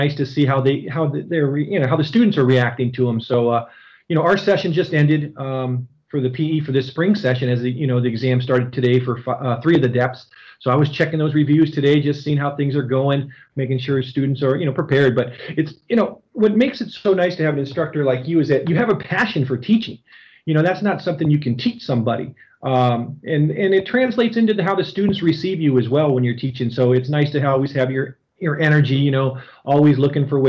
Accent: Ohio, United States; being from the Buckeye State

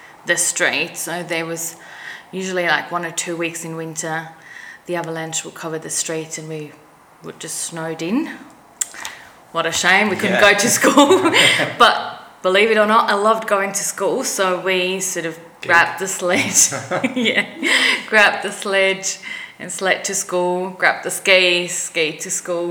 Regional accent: Stels, Graubünden, Switzerland; moved away; I grew up in a little place called Stels, which is a tiny... It's not even a village

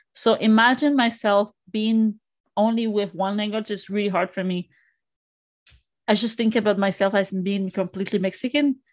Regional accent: Quebec, Canada; first language Spanish; English is a second language; I'm from here in Canada

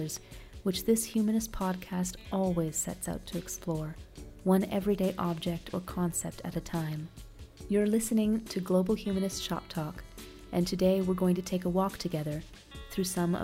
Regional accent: Toronto, Ontario, Canada; moved away as an adult; also born or lived in Bogota, Colombia; now in Medellin, Colombia; Born and raised in Toronto, Ontario

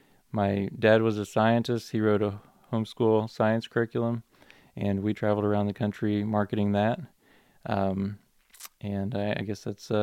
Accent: Minnesota, United States; also born or lived in Alabama, United States / North Carolina, United States; And then prior to that, I lived in Minnesota growing up, and North Carolina, and I was born in Alabama, so I've been all over.

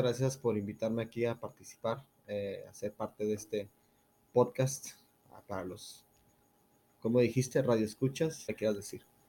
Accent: Ciudad Juárez, Chihuahua, Mexico; no tengo un acento regio entonces, este, dirán, ¿qué onda con este, con este güey? Yo soy de Ciudad Juárez, Chihuahua

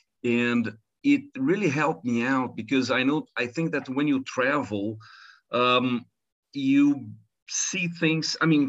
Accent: Rio de Janeiro, Brazil; also born or lived in United States / Netherlands; I was born and raised in Rio de Janeiro, in Brazil. And I think that ever since I was 16, I'd say, every 10 years, I leave Brazil.

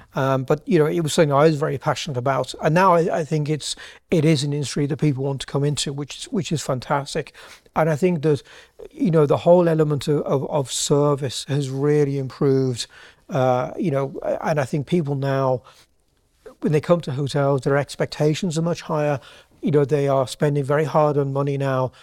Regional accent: Birmingham, West Midlands, United Kingdom; moved away as an adult; now in Ireland; I'm actually from Birmingham originally

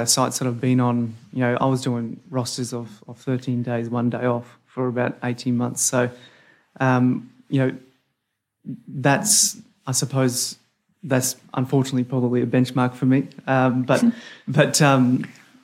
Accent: North Queensland, Australia; I hail from North Queensland

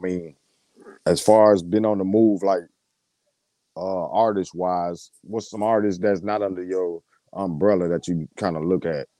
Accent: Arkansas, United States; moved away; also born or lived in Michigan; I was born in Arkansas, but I lived in Michigan for years.

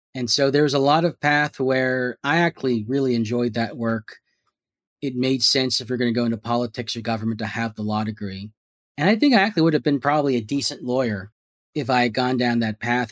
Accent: San Jose, California, United States; I was born and raised here in Silicon Valley in San Jose

